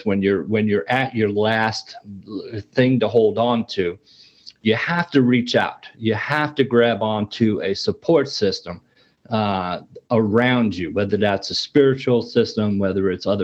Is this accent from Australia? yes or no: no; New York City, New York, United States; I grew up in New York City in the Bronx, fairly tough neighborhood